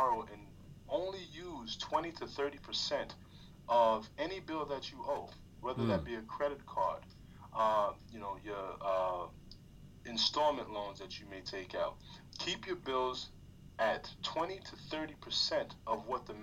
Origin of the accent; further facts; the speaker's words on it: New York, United States; moved away; also born or lived in California; I'm from New York and, you know, I lived in California